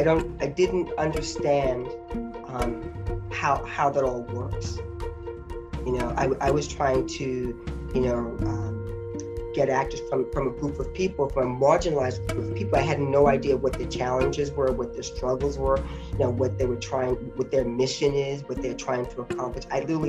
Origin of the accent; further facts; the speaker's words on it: the South, United States; now in New York, United States; when I came to New York from the South, I was sort of like a nothing.